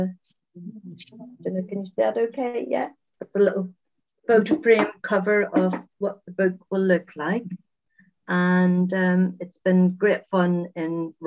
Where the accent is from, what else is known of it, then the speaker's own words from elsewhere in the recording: Northern Ireland, United Kingdom; moved away; also born or lived in England; I'm originally from Northern Ireland and I lived in England for quite a few years. And I've recently returned just 6 years ago, next month, back to Northern Ireland to a small village.